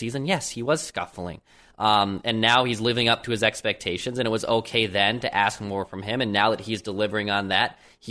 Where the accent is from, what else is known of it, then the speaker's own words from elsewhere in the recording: St. Paul, Minnesota, United States; growing up in St. Paul